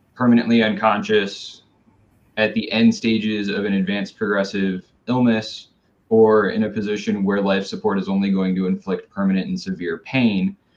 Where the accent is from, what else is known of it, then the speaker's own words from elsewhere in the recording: Tualatin, Oregon, United States; I grew up in Tualatin